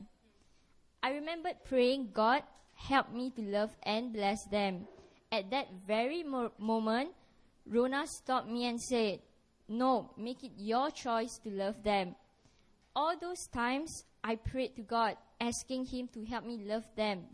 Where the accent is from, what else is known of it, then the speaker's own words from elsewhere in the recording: Malaysia; moved away as an adult; now in Korea; I'm a Malaysian student from SNU Emmaus. I came to Korea in March